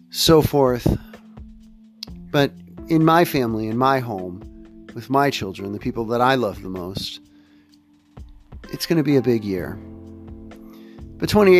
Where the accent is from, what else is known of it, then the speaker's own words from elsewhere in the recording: Central Time Zone, United States; moved away; I grew up in the Central Time Zone